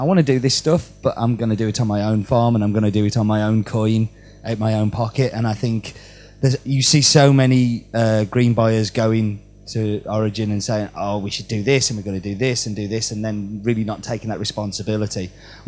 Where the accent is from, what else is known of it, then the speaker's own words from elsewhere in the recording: England, United Kingdom; I'm English.